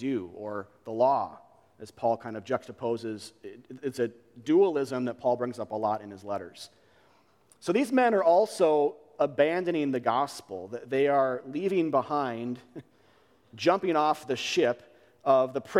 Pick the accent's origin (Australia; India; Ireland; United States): United States; We're American believers